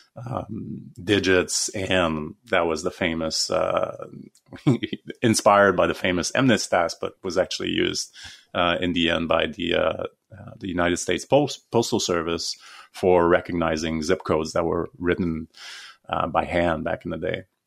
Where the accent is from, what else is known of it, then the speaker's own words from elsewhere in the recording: Canada; so I'm Canadian